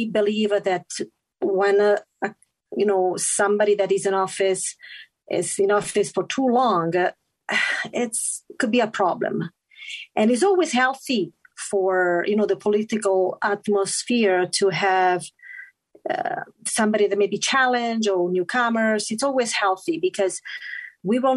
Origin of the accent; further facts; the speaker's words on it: Italy; English is a second language; moved away as an adult; now in Utah, United States; I was born and raised in Italy